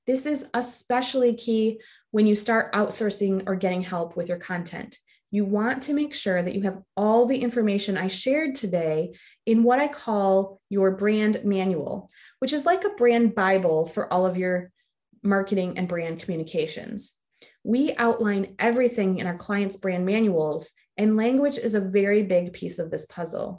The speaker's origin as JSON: {"language": "English", "region": "the North", "country": "United States", "said": "I'm from the North"}